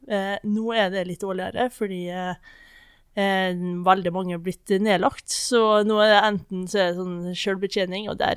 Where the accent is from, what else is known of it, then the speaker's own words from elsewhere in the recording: Misund, Møre og Romsdal, Norway; Jeg er fra en liten plass, ei øy som heter Misund.